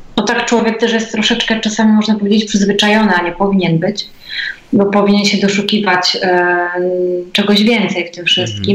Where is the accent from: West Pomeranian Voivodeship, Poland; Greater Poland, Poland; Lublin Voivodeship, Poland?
West Pomeranian Voivodeship, Poland; Biały Bór; ja pochodzę z Białego Boru